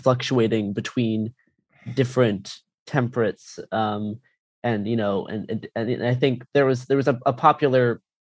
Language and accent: English; Canada; now in Portland, United States; I did. Yeah, I'm Canadian.